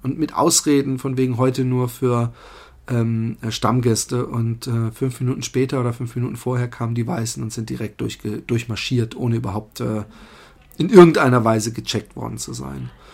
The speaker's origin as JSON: {"language": "German", "country": "Germany", "accent": "German", "moved": "yes", "said": "man muss meinen Akzent als Deutsch erkennen"}